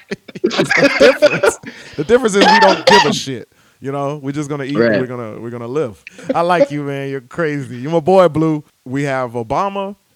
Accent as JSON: {"language": "English", "country": "United States", "said": "I'm an American."}